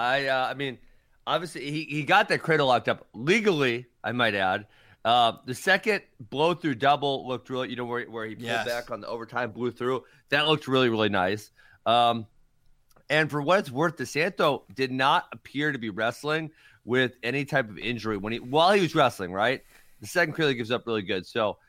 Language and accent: English; Lancaster, Wisconsin, United States; yeah, I'm from trying Lancaster, to think if there's any. Yes, Cole's from Lancaster. That's in the boonies out in the west.